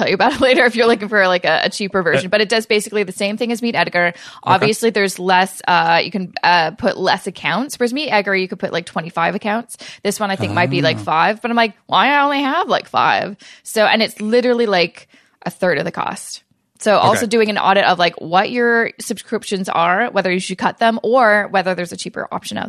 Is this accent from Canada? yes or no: yes; Canada; especially as a Canadian